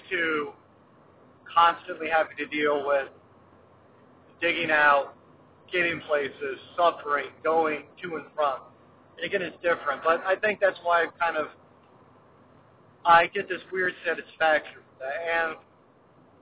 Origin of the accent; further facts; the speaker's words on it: Midwest, United States; growing up in the Midwest